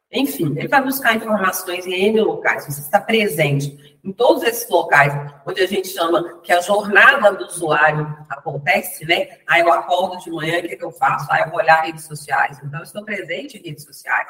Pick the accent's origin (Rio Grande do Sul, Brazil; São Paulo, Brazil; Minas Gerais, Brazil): Minas Gerais, Brazil; Ponte Nova; eu nasci em Minas Gerais, na região da Zona da Mata, de Ponte Nova